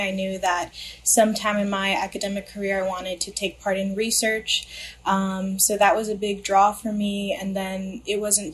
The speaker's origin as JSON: {"language": "English", "town": "Los Angeles", "region": "California", "country": "United States", "tie": "born or raised there", "said": "I grew up in the San Fernando Valley, which is located in the LA County"}